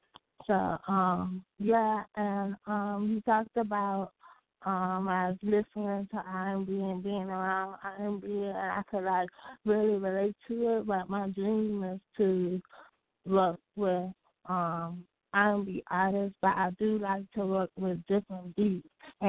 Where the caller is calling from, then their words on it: North Carolina, United States; Hi, this is … I'm from North Carolina.